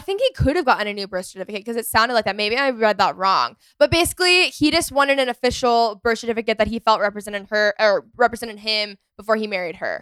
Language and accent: English; McKinney, Texas, United States; my hometown, McKinney